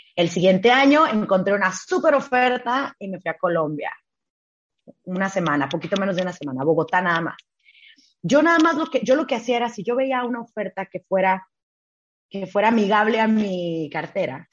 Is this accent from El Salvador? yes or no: no; Tijuana, Baja California, Mexico; moved away; also born or lived in Ciudad Juárez, Chihuahua / Hong Kong; yo soy de Tijuana. Yo nací, crecí en Tijuana, 100% tijuanense